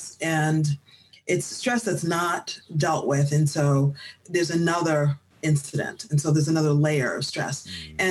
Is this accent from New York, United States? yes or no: no; Boston, Massachusetts, United States; moved away as an adult; also born or lived in South Africa; my experiences growing up in Boston, then transplanting to South Africa, returning to Boston in 2016